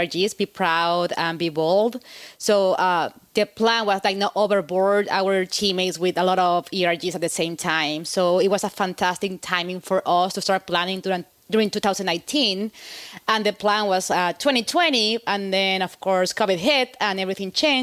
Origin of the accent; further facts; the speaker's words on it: Mexico; moved away as an adult; now in United States; I'm from Mexico, and I've been working for the company for over 4 years